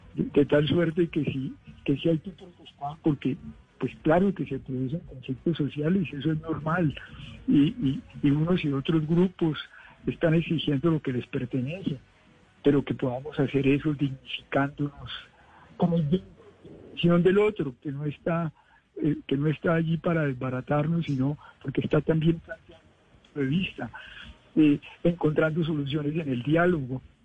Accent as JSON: {"language": "Spanish", "country": "Colombia", "said": "ser colombianos"}